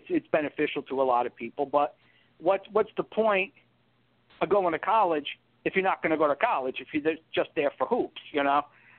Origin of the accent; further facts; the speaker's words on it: the New York area, United States; where I grew up in the New York area is more about pro sports.